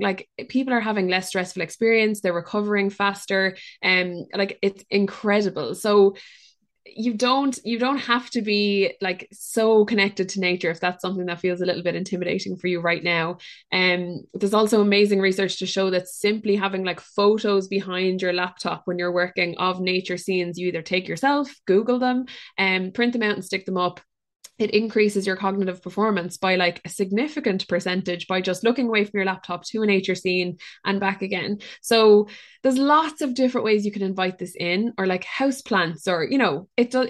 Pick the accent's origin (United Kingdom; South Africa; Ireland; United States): Ireland; us as Irish people or people who live on Irish land